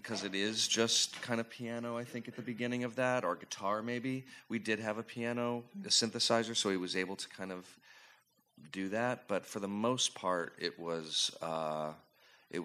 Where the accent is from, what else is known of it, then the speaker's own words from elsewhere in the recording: St. Louis, Missouri, United States; I grew up in St. Louis, and went to the Muni every week